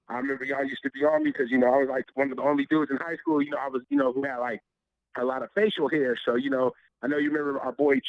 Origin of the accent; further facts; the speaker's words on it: Lancaster, California, United States; also born or lived in Los Angeles, California / Kansas City, Missouri; I grew up mainly in Lancaster, you know. So, but, you know, originally all my family, they're from the L.A. area, really, like the Watts area, you know.